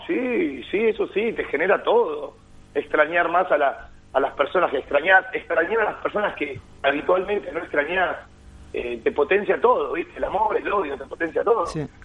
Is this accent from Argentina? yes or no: yes; Argentina; los argentinos somos así, como argentinos tenemos muchas cosas lindas